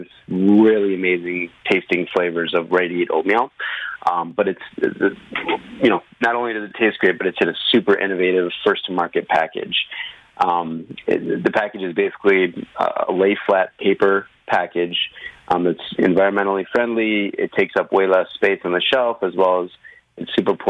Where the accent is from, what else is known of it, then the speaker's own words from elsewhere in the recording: Hope, Michigan, United States; I grew up in a little town called Hope in Michigan